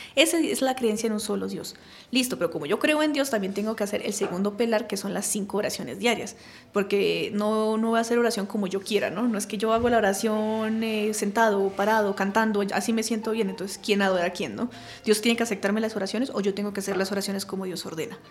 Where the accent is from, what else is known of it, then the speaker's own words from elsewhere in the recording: Colombia; nosotros colombianos